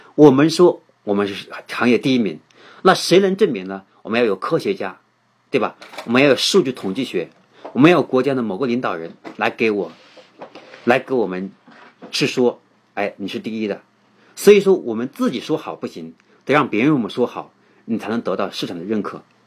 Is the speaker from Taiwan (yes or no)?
no; China; 我们中国人